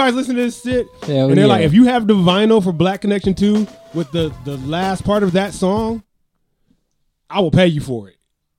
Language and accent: English; Atlanta, Georgia, United States; I'm from Atlanta